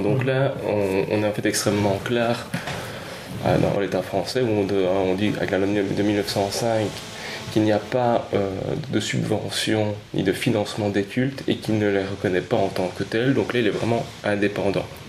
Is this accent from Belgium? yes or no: yes; Belgium; Nous sommes donc des Belges